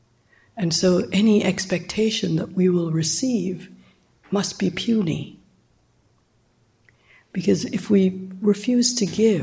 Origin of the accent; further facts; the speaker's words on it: Jamaica; moved away; I'm from Jamaica